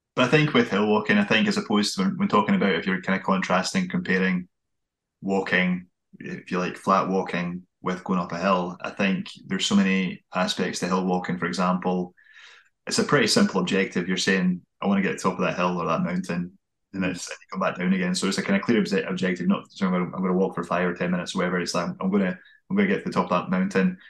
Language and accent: English; Fife, Scotland, United Kingdom; I come from Fife